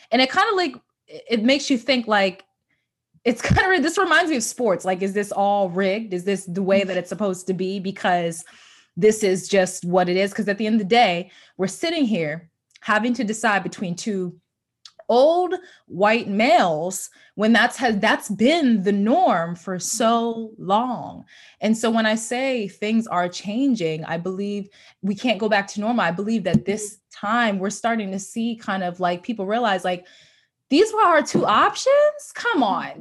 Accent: United States; I'm a African-American person living in America who's born here

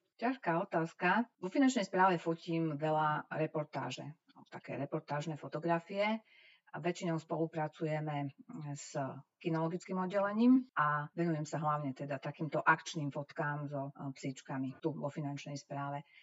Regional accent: Slovakia; uspela som ako jediná zo Slovenska

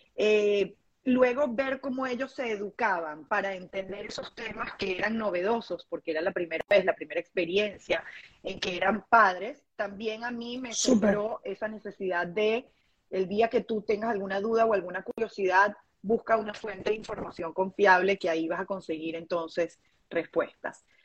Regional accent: Venezuela; moved away as an adult; now in Dominican Republic; emigramos, nos mudamos de Venezuela a República Dominicana

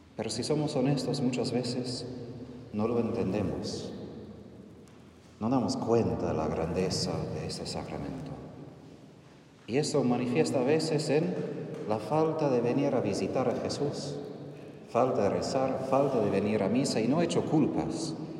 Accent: United States; Spanish is a second language; moved away; Soy de Estados Unidos, donde hablamos de independencia, de libertad

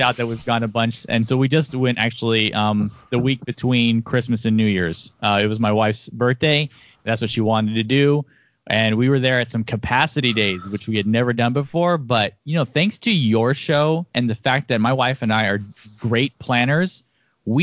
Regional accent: Sacramento, California, United States; I'm actually a native of Sacramento

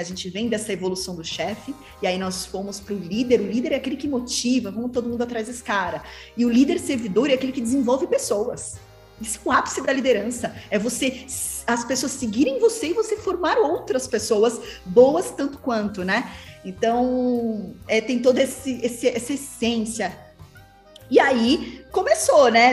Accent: São Paulo, Brazil; Eu sou de São Paulo mesmo. São Paulo. E, São Paulo e tenho os meus negócios aqui, né? Então sempre fui São Paulo

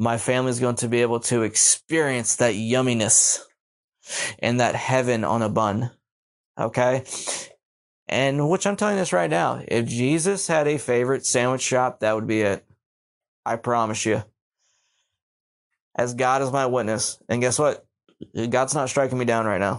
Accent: Pittsburgh, Pennsylvania, United States; moved away as an adult; also born or lived in Baltimore, Maryland; I grew up in Baltimore City before I moved in Pittsburgh, but I consider Pittsburgh my home.

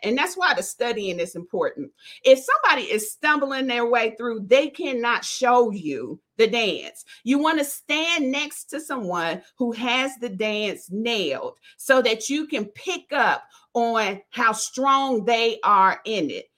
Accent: Dayton, Ohio, United States; I'm from Dayton, Ohio. We come from an area where they have, I think, line dances to every song that you can think

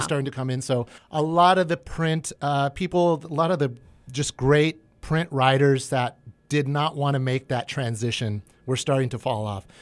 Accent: McFarland, California, United States; I can go back to my little hometown

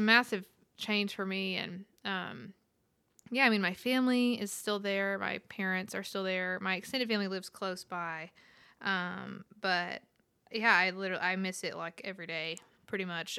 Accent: Roosevelt, Texas, United States; moved away as an adult; now in Nashville, United States; I'm from Roosevelt, Texas, population 18

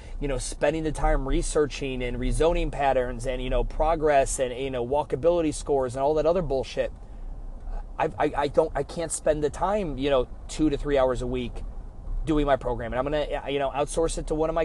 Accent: Cleveland, Ohio, United States; I'm from Cleveland

